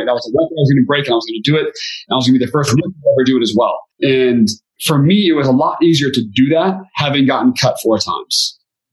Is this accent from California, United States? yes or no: no; Beaverton, Oregon, United States; I'm from Beaverton, Oregon